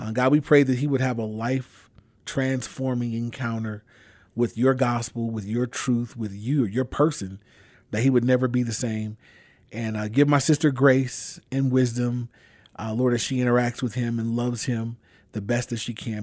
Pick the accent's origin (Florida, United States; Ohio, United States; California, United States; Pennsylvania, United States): California, United States; Inglewood; I grew up in Inglewood. I've been there my whole life